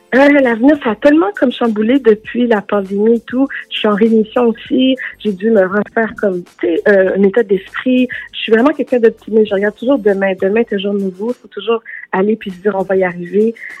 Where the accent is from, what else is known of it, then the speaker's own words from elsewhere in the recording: Canada; also born or lived in Los Angeles, United States; on vient du Canada